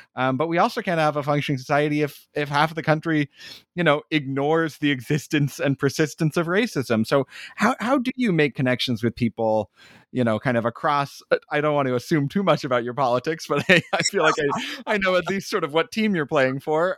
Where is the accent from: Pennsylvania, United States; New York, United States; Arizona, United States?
Arizona, United States; now in Brooklyn, United States; I grew up in Arizona